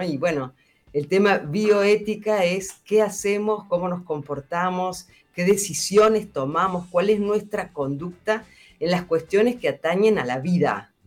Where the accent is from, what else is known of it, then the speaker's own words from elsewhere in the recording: central Argentina, Argentina; la realidad de donde yo vengo, que es de Argentina, y vengo de una zona donde es muy fuerte, por ejemplo, la producción agroindustrial